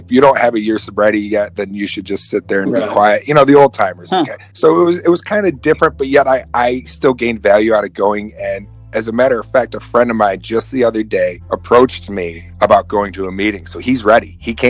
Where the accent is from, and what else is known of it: Oswego, New York, United States; born or raised there